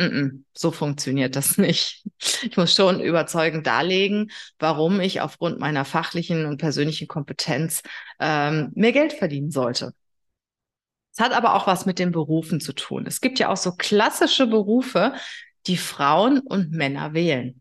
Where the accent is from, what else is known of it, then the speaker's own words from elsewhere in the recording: Germany; bei uns in Deutschland